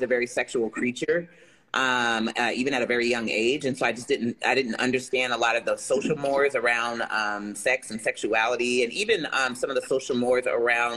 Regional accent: Jersey City, New Jersey, United States; I am originally from Jersey City, New Jersey, which is where I currently reside. I grew up, in a traditional kind of black family

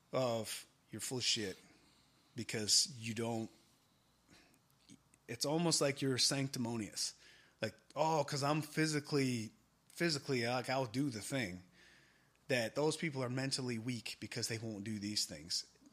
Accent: Michigan, United States; born or raised there

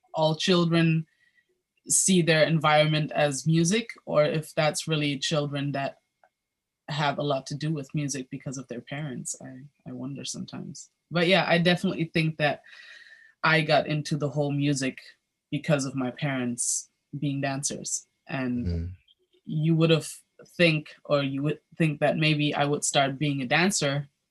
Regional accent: Berlin, Germany; I was born and raised in Berlin, Germany

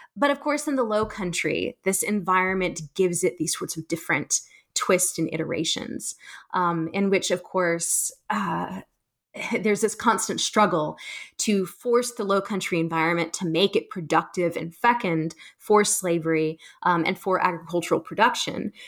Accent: South Carolina, United States; I, I grew up in South Carolina, um, so I'm from the state

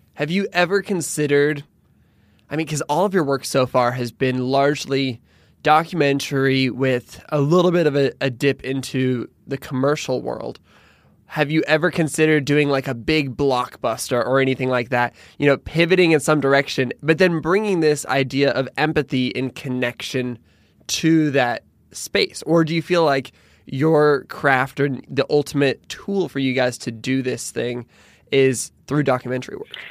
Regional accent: Pullman, Washington, United States; moved away; I'm from Pullman, Washington

